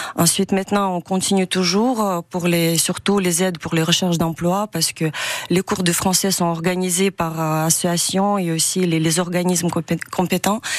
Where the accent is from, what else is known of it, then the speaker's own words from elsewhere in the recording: Ukraine; French is a second language; moved away as an adult; now in France; moi, en tant qu'Ukrainien